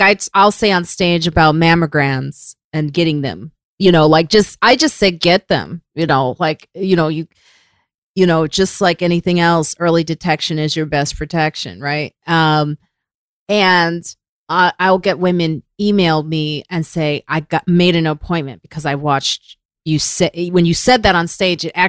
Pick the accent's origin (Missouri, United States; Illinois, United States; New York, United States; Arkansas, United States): Illinois, United States; Chicago; I grew up all over Chicago. I grew up in the suburbs. I grew up on the south side